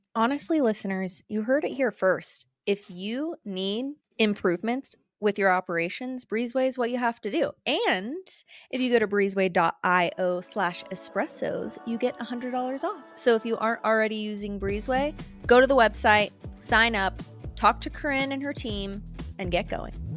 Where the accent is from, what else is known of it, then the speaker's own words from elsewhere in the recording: Florida Panhandle, United States; moved away as an adult; also born or lived in Jackson Hole, Wyoming; now in Jackson, United States; I'm actually from the Panhandle of Florida